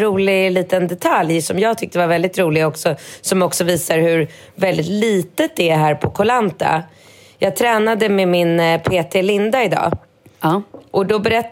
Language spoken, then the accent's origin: Swedish; Sweden; now in Thailand; Jag kommer från Sverige